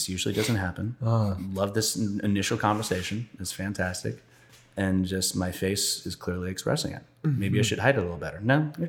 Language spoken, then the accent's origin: English; Los Angeles, California, United States; she asked if I was from LA because she had heard that. And I was like, yeah.